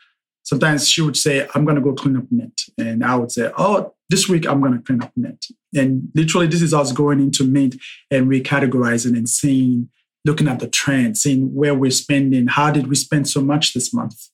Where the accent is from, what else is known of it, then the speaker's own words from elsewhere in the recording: Nigeria; I'm Nigerian.